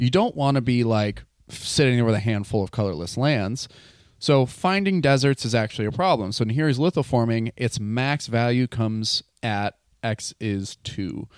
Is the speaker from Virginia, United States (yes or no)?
no; Wisconsin, United States; now in Seattle, United States; I'm living in Seattle. I am from Wisconsin